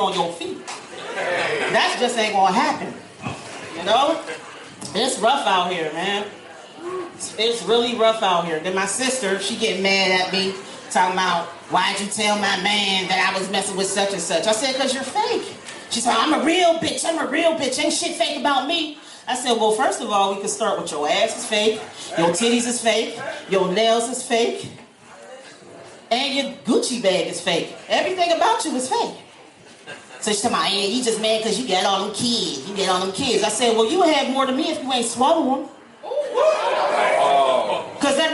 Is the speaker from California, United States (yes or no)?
no; Pennsylvania, United States; now in Atlanta, United States; I come from up north. I'm from Pennsylvania